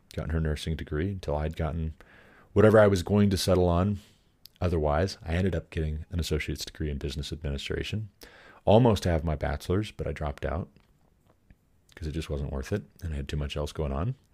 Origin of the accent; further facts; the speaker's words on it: Montana, United States; I moved back to my home state of Montana at twenty-five